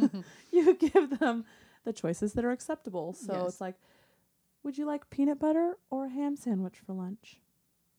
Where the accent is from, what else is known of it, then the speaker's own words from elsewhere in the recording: Portland, United States; I'm from Portland.